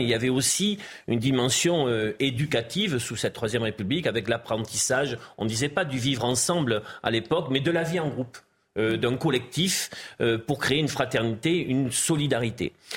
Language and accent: French; Gironde, Nouvelle-Aquitaine, France; je suis originaire de la Gironde